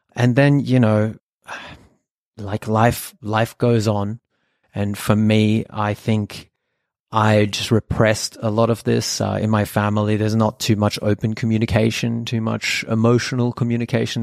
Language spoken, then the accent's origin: English; Sydney, New South Wales, Australia; first language German; English is a second language; I was born in Australia, in Sydney, but, uh, my family is actually from Germany.